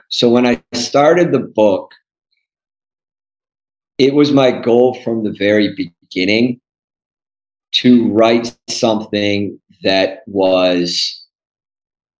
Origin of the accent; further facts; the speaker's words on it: Cleveland, Ohio, United States; moved away as an adult; I grew up in the suburbs. So outside of Cleveland, Ohio